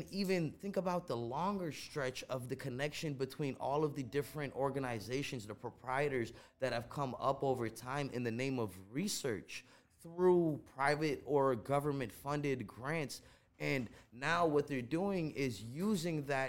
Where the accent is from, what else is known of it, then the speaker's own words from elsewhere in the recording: Chicago, Illinois, United States; first language Gujarati; English is a second language; also born or lived in India; I grew up in Uptown in Rogers Park